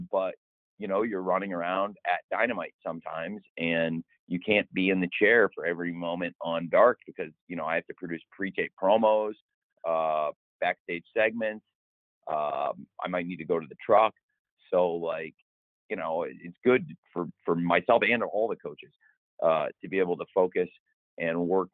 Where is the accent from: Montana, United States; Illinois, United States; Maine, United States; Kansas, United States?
Illinois, United States; moved away; also born or lived in Florida; I'm back home where I grew up in Illinois this week, but I also have lived in Florida, and that's home to me too